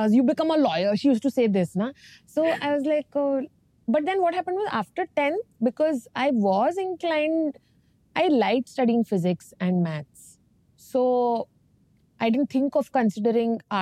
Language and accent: English; Dharwad, Karnataka, India; also born or lived in Bangalore; I was born in Dharwad in North Karnataka. I grew up with my grandparents for first 5 years because my father had a transferable job